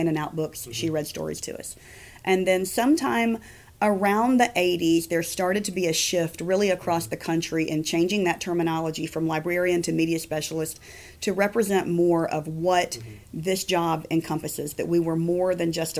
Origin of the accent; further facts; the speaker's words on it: Palmetto, Georgia, United States; I grew up about 20 minutes from Peachtree City in Palmetto